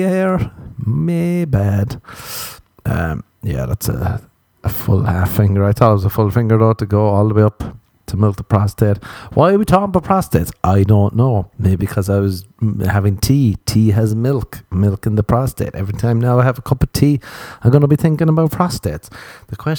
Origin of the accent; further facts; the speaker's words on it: Ireland; that's two things we're warned about growing up in Ireland